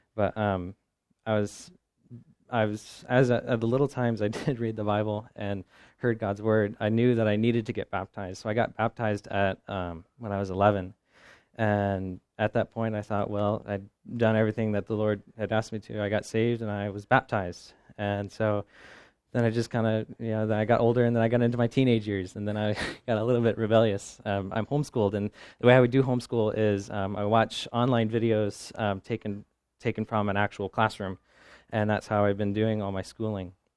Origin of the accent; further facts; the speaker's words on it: Midwest, United States; I come from the Midwest